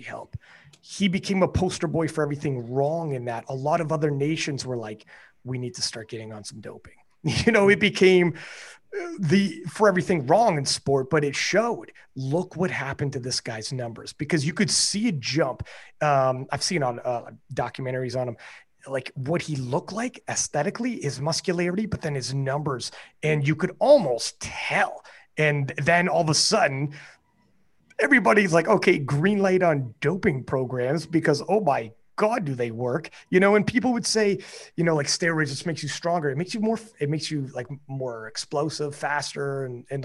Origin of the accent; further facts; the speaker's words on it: Canada; I'm from Canada